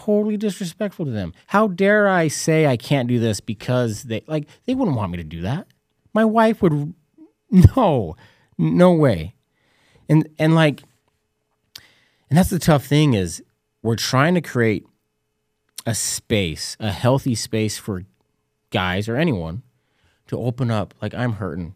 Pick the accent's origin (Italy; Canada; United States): United States; Utah; I was a kid from Utah, high school basketball coach